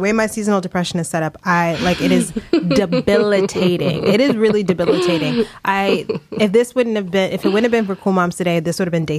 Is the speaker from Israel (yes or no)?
no; East Coast, United States; now in New York, United States; I think I've been in New York now 7 years, but I'm from the East Coast.